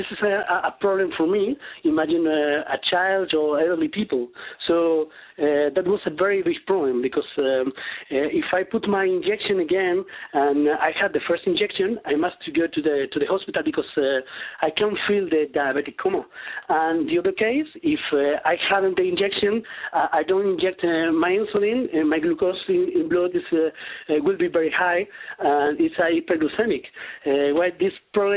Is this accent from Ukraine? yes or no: no; Spain; I'm from Spain